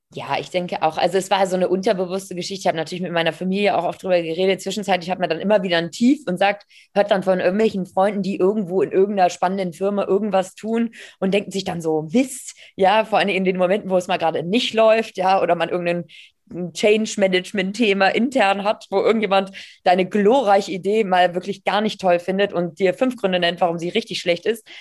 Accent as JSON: {"language": "German", "region": "Hamburg", "country": "Germany", "tie": "born or raised there", "said": "aus Hamburg, ähm, gebürtige Hamburgerin"}